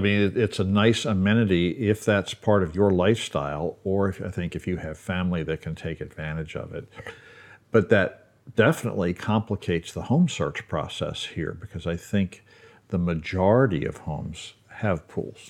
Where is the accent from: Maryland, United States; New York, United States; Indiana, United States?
Maryland, United States; Baltimore; moved away; I grew up in Baltimore